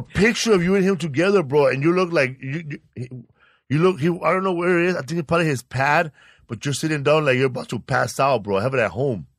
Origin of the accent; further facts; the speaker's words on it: Sinaloa, Mexico; now in Los Angeles, United States; I'm from Sinaloa, Mexico